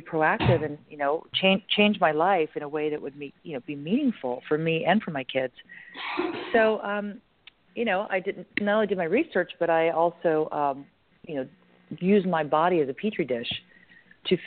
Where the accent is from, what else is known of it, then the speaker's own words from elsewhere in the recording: California, United States; I'm from California. From California